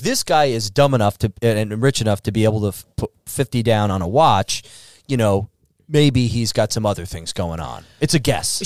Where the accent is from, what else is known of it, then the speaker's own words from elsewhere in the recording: Northeast, United States; also born or lived in Chicago; now in Miami, United States; I grew up in the Northeast